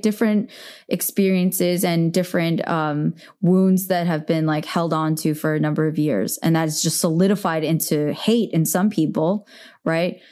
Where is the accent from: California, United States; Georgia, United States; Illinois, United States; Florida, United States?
California, United States; Bay Area; now in Los Angeles, United States; I'm from the Bay Area